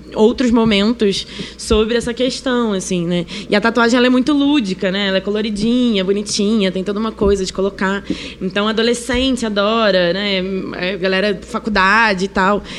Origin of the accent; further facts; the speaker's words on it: Rio de Janeiro, Brazil; accent: chiado carioca; now in São Paulo, Brazil; sou carioca, né? Como podem ver, eu tô chiando